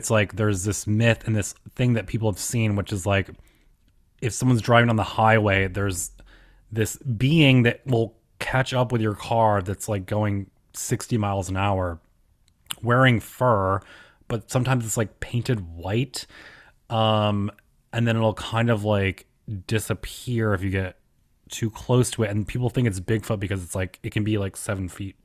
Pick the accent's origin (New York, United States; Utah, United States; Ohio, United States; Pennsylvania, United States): New York, United States; I'm from New York